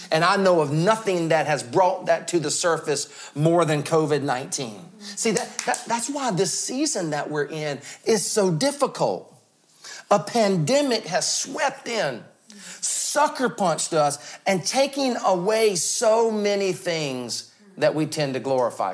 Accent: the South, United States; I'm from the South

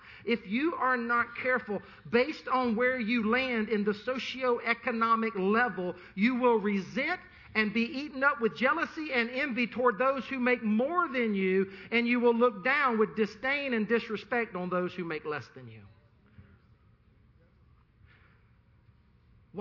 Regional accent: the Carolinas, United States; I'm from the Carolinas

